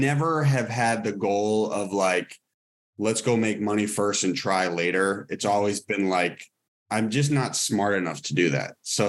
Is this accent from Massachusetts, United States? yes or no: yes; Cambridge and Lincoln, Massachusetts, United States; moved away as an adult; also born or lived in Boston; now in Los Angeles, United States; out in LA, I say I'm from Boston, but I actually spent most of my time in Cambridge and Lincoln, Massachusetts.